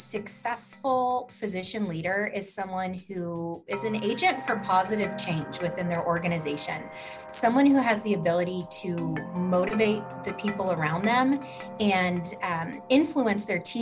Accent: St. Louis, Missouri, United States; also born or lived in Memphis, Tennessee; both in my hometown of St. Louis, Missouri, and Memphis, Tennessee, where I went to grad school.

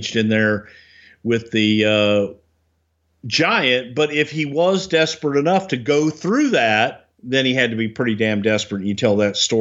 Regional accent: Texas, United States; growing up in the South and in Texas

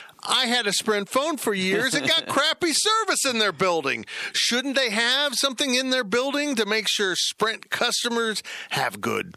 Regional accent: Salina, Kansas, United States; This is my hometown

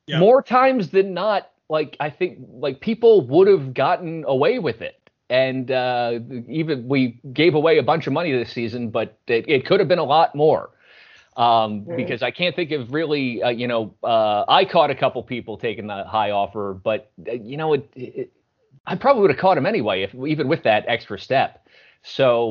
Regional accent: Philadelphia area, Pennsylvania, United States; I'm from the Philly area

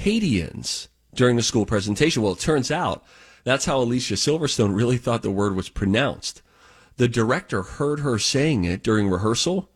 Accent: tri-state area, United States; we're both from the tri-state area

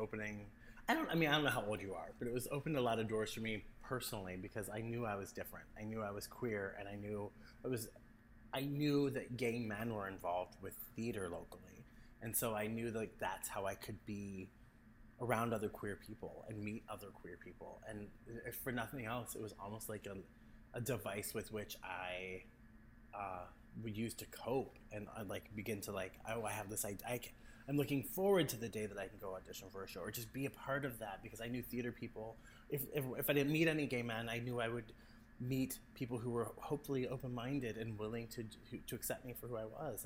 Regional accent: Canton, Ohio, United States; I grew up in Canton, Ohio, or like a small farming community called Greentown, which is just north of Canton

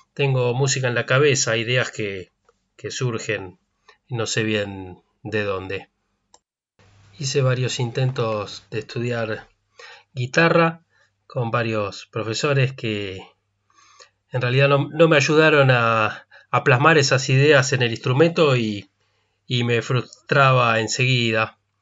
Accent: Buenos Aires, Argentina; moved away as an adult; now in Bariloche, Argentina; nací en Buenos Aires, en la capital federal, en 1969

